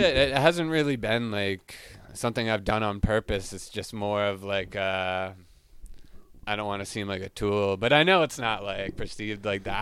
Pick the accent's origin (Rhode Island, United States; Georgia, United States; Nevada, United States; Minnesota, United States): Rhode Island, United States; Smithfield; moved away as an adult; now in Boston, United States; I'm from Smithfield, Rhode Island